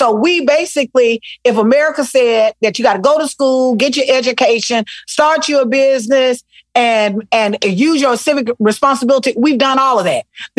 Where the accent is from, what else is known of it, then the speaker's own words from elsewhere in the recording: Selma, Alabama, United States; also born or lived in Mobile, United States; Listen, I am from Selma, Alabama. Mobile. Ooh. I spent part of my life in Mobile on the coast. And then the majority of my life in a little city called Selma.